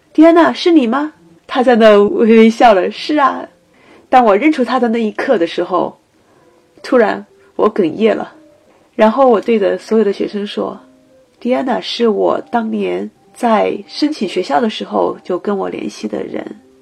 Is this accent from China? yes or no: yes; China; moved away as an adult; also born or lived in Boston, United States; now in Seattle, United States